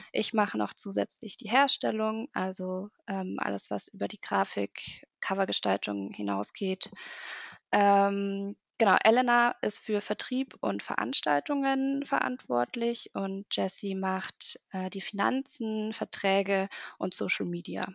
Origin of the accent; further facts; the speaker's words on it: Munich, Bavaria, Germany; ich komme aus München